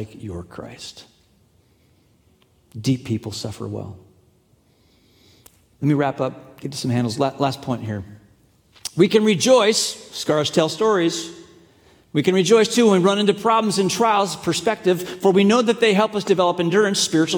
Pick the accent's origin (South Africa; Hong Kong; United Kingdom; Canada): Hong Kong; moved away; I grew up in China, grew up in Hong Kong